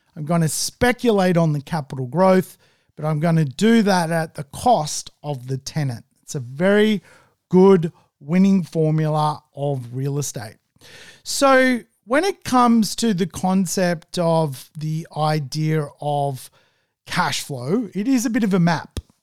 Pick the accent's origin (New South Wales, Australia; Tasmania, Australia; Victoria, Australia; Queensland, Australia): New South Wales, Australia; Manly; I'm from Manly